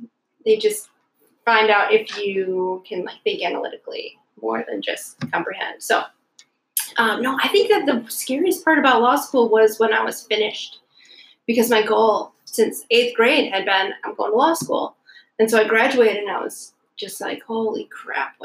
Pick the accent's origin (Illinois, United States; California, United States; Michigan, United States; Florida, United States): Michigan, United States; Alpena; also born or lived in Detroit, Michigan; I grew up almost like around the corner from where we are right now